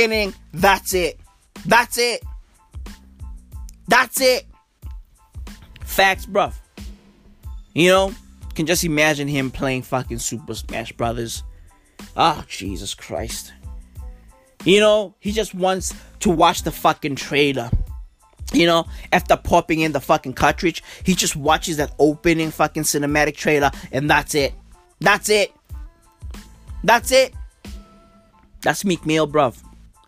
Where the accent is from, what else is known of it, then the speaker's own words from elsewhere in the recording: South Africa; I'm from South Africa